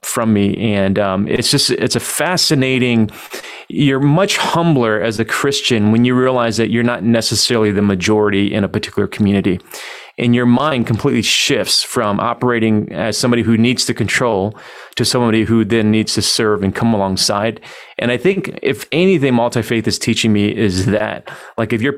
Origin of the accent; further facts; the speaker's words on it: Detroit, Michigan, United States; now in Dallas, United States; I grew up in Detroit